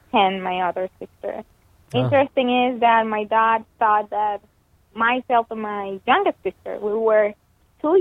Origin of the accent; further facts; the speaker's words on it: Venezuela; moved away; back in Venezuela, in my home country